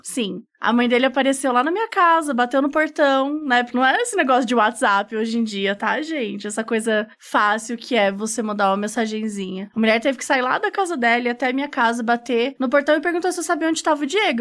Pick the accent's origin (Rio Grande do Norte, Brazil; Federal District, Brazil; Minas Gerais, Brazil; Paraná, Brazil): Minas Gerais, Brazil; now in São Paulo, Brazil; eu sou mineira